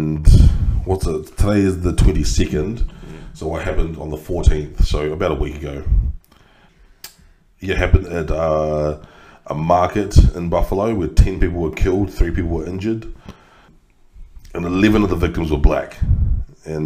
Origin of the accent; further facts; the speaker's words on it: Christchurch, Canterbury, New Zealand; Christchurch mosque shootings, which happened in my hometown